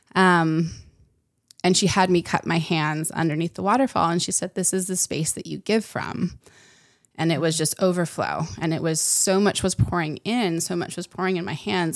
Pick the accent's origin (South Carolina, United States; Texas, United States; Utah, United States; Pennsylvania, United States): Utah, United States; I grew up in Utah, so I grew up in the mountains